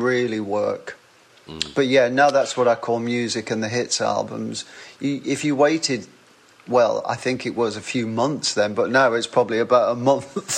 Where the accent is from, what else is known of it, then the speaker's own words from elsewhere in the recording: Wigan, North West England, United Kingdom; accent: northern; I was born and raised in Wigan